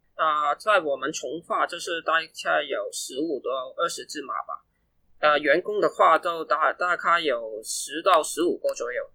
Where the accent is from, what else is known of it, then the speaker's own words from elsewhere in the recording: Hong Kong; also born or lived in Guangzhou; 我在一两岁的时候就跟我爸妈一起来香港